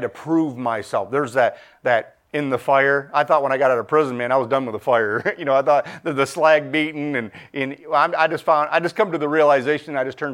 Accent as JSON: {"language": "English", "region": "Michigan", "country": "United States", "said": "My buddy, I'm from Michigan, and him and his mom moved from West Kentucky up here to Michigan"}